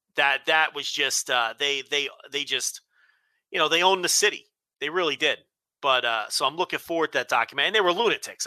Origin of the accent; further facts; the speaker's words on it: New Jersey, United States; growing up in Jersey that year, I was a little kid